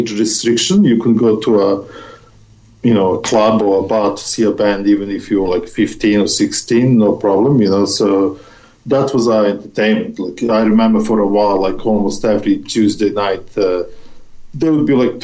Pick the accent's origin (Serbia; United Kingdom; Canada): Serbia; moved away; in my hometown